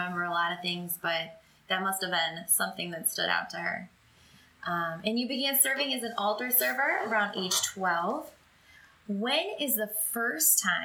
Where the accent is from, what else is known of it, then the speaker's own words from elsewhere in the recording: Michigan, United States; born and raised in Michigan just like me